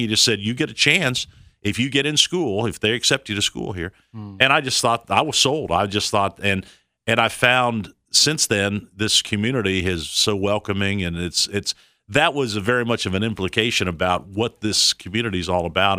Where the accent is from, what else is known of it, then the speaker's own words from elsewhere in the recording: Ohio, United States; moved away; also born or lived in Fort Worth, Texas / Tennessee; when I was growing up in Ohio, I was a big Reds fan